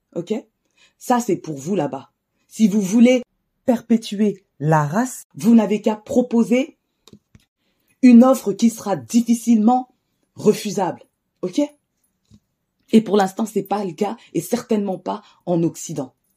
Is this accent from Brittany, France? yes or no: no; Cergy, Île-de-France, France; J'ai grandi à Cergy